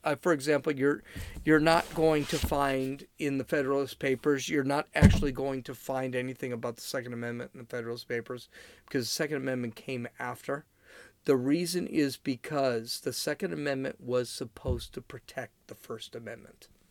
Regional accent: California, United States; I'm from California

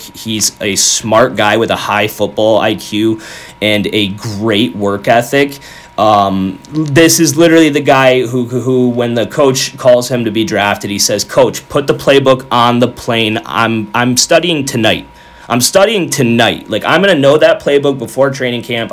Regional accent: Western New York, United States; my entire childhood growing up in Western New York

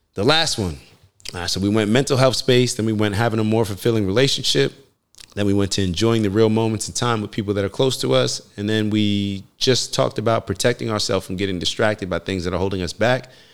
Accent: United States; I'm a black man growing up in America

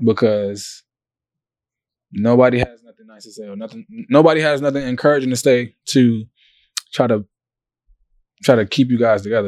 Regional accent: Savannah, Georgia, United States; from Savannah, Georgia.

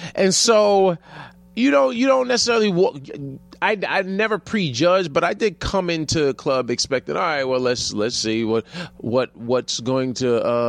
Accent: New York, United States

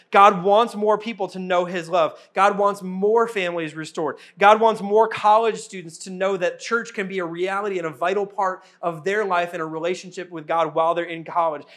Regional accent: Wisconsin, United States; moved away; my home state in Wisconsin

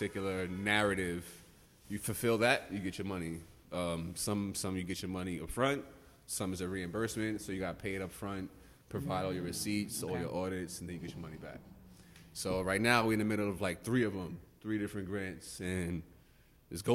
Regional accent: Yonkers, New York, United States; also born or lived in Bronx, New York; I'm from Yonkers. I moved to Yonkers when I was in 5th grade

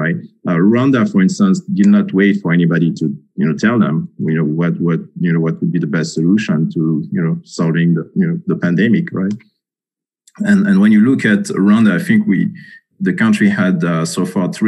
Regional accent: Senegal; now in Washington, D.C., United States; I'm actually originally from Senegal, so I know, you know, Francophone Africa very well

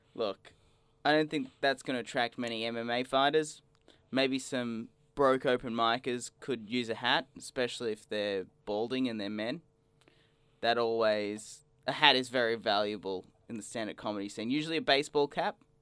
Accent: Australia; growing up in Australia

